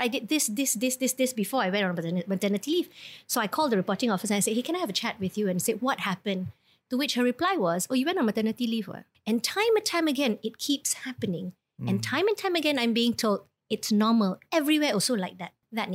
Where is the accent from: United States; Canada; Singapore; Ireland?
Singapore; I was born in Singapore